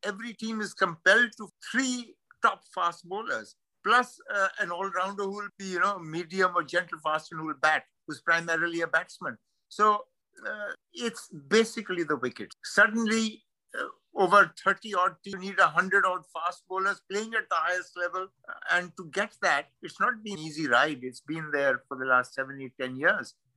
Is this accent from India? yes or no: yes; India